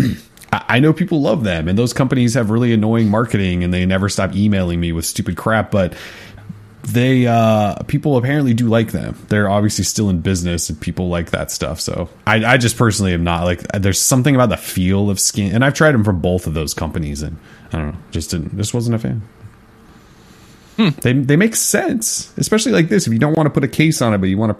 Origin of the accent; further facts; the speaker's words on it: Montana, United States; my family's all Verizon because we're from Montana